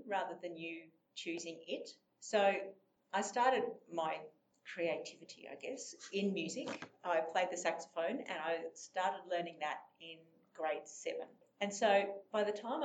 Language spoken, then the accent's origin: English; Toowoomba, Queensland, Australia; also born or lived in Brisbane / Sydney; I grew up in Toowoomba